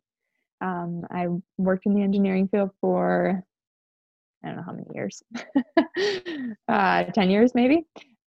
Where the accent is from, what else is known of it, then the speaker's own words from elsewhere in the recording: Georgia, United States; also born or lived in upstate New York; I was born in upstate New York, and we moved down here when we were fairly young, down to, I live in Georgia. I've lived in Georgia for most of my life